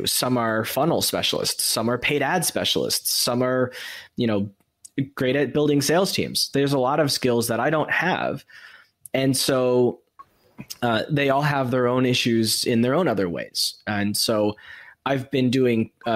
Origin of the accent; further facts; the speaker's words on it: United States; moved away; as someone who's lived outside of America for all these years, I've learned strategies for, as an American